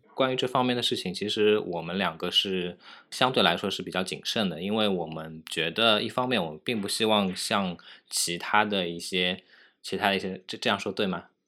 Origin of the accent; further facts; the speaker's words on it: China; 我们中国人